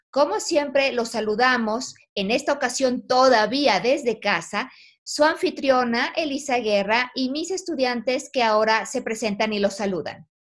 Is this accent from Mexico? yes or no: yes; Mexico; somos los mexicanos